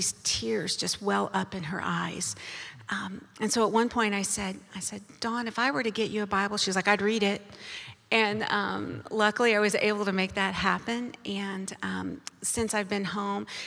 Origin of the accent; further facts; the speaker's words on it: United States; I was born in America to a Christian family